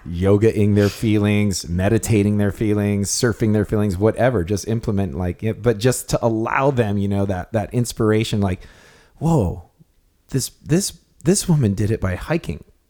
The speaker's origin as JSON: {"language": "English", "town": "Kona", "region": "Hawaii", "country": "United States", "said": "we're from Kona"}